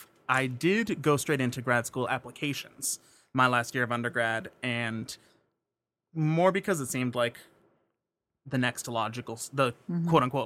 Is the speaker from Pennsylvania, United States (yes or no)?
yes; Pittsburgh, Pennsylvania, United States; moved away; I grew up in Squirrel Hill, pretty close to the universities and not too far from downtown.